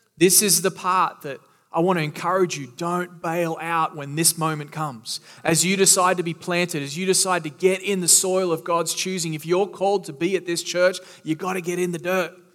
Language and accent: English; Australia; now in Florida, United States; I am from Australia